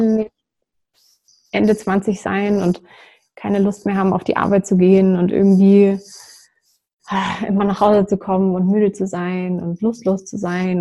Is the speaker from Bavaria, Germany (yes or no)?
yes; near Würzburg, Bavaria, Germany; ich komme aus der Nähe vom schönen Würzburg